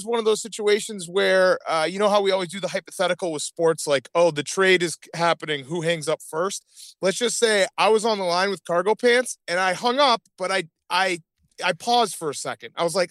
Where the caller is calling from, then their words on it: Brooklyn, New York, United States; I'm actually calling from the Pet Boys in Brooklyn.